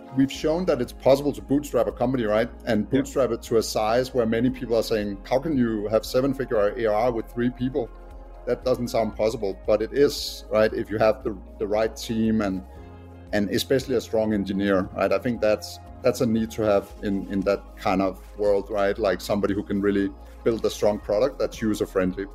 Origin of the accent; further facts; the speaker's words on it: Denmark; accent: Danish; English is a second language; moved away as an adult; now in United States; I haven't lost my Danish accent yet. But yeah, I'm originally from Denmark. Um, have lived in the U.S. for the last eight years